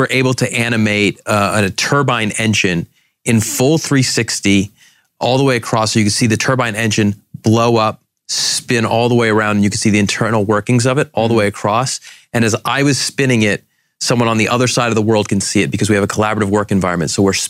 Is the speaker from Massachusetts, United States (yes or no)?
yes; Boston, Massachusetts, United States; moved away as an adult; now in Boise, United States; So the light bulb moment for me was I grew up in Boston and then was recruited by Weyerhaeuser to Boise.